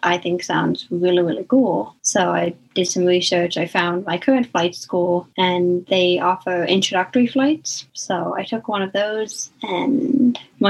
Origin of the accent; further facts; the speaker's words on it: South Paris, Maine, United States; I'm from South Paris, Maine